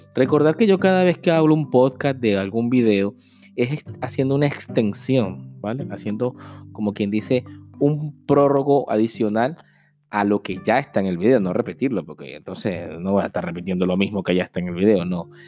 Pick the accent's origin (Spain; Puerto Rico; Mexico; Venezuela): Venezuela; moved away as an adult; como muchos venezolanos